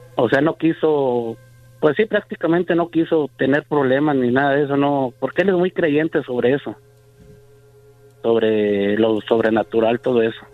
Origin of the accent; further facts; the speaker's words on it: Torreón, Coahuila, Mexico; yo soy de Torreón.